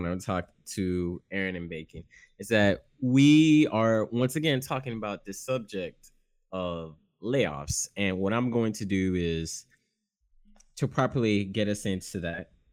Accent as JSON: {"language": "English", "area": "the South", "region": "Florida", "country": "United States", "also_born_or_lived": "Haiti", "said": "I'm from the South and I'm Haitian"}